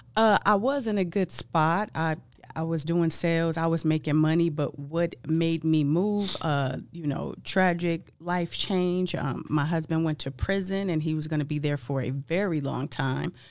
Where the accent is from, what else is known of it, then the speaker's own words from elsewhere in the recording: Los Angeles, California, United States; I'm from Los Angeles, land of the hookups